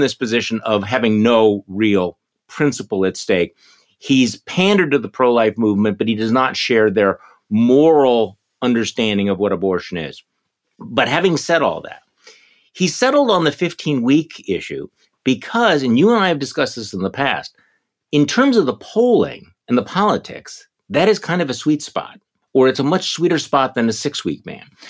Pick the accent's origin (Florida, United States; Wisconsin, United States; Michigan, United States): Wisconsin, United States; Milwaukee; right here in my hometown of Milwaukee